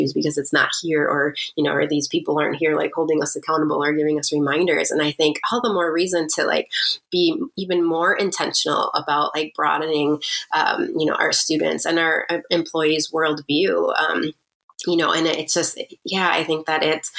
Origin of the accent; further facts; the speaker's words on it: Mukwonago, Wisconsin, United States; also born or lived in Waukesha, Wisconsin; we grew up in Waukesha